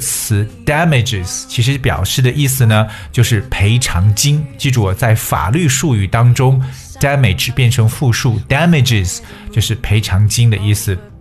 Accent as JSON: {"language": "Chinese", "country": "China", "said": "我们中国人"}